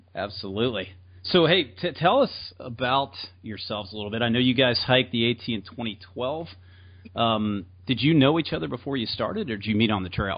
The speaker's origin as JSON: {"language": "English", "region": "the South", "country": "United States", "said": "I'm from the South"}